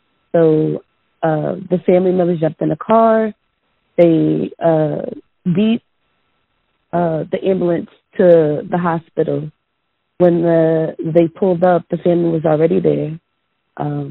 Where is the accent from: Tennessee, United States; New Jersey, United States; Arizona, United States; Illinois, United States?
New Jersey, United States; I'm from New Jersey